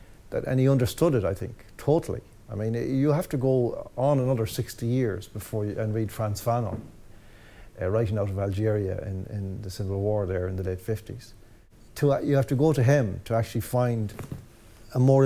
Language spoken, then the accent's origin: English; the West of Ireland, Ireland; when I was growing up in the West